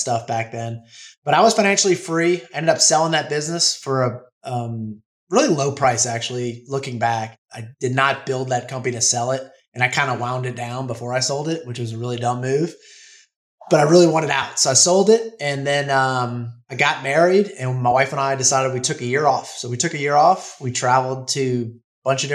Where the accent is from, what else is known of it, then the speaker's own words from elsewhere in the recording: New Orleans, Louisiana, United States; moved away as an adult; now in Florida Panhandle, United States; I was born and raised in New Orleans, lived there pretty much my whole life until a summer of 2020